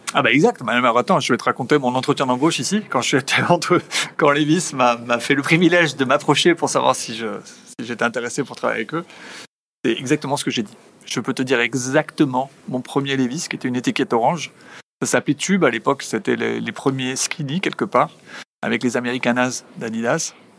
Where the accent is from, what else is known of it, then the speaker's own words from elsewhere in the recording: Basque Country, France; moved away as an adult; also born or lived in Spain; now in United States; en tant que bon basque